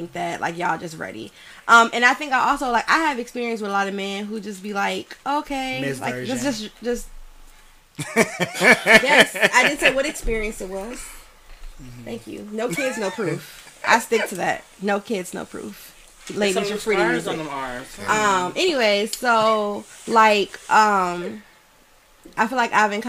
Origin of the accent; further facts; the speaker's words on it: Detroit, Michigan, United States; I'm from Detroit